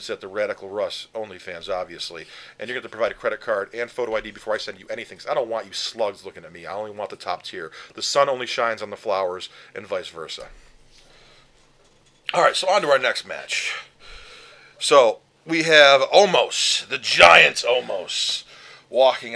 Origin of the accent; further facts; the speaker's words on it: New York, United States; I grew up in New York.